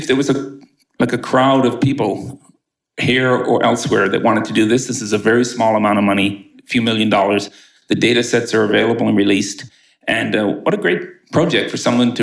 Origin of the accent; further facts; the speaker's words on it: Canada; now in United States; I'm from Canada.